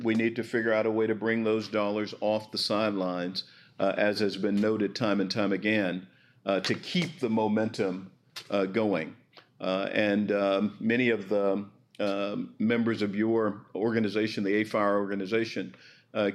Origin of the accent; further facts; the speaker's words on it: Arkansas, United States; A place like Arkansas, my home state